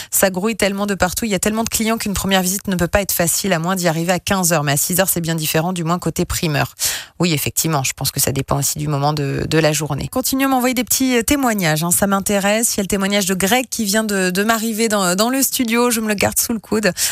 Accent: Lyon, Auvergne-Rhône-Alpes, France; Ah oui, je le connais bien celui-là, à Lyon-Perrache, comme je suis de Lyon.

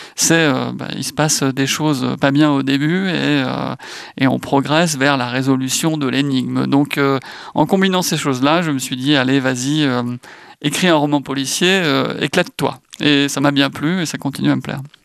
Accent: Brittany, France; en tant que breton

